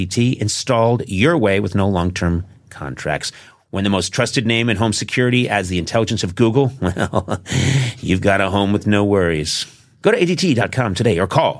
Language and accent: English; Brookline, Massachusetts, United States; I was in Brookline, Mass.